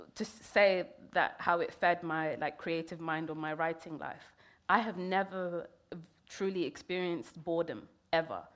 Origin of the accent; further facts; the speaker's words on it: London, United Kingdom; also born or lived in Kenya; I grew up in London